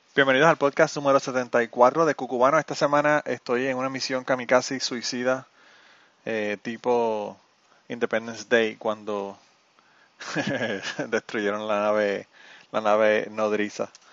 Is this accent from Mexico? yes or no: no; Utuado, Puerto Rico; mi pueblo de Utuado, en Puerto Rico